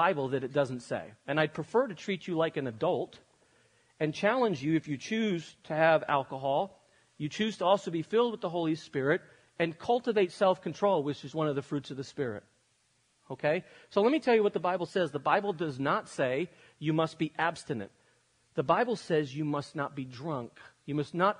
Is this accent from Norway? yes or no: no; Spain; moved away as an adult; I grew up in Europe. I lived in Spain until I was 18 years old